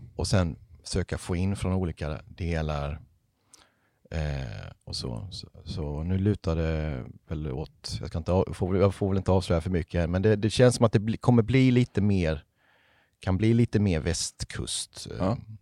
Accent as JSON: {"language": "Swedish", "town": "Ryd", "region": "Kronoberg County", "country": "Sweden", "tie": "born or raised there", "moved": "yes", "lives_now": "Halmstad, Sweden", "said": "Och jag är ju inte från Halmstad från början, utan jag är från en liten, liten by som heter Ryd, som ligger i s, djupaste Småland."}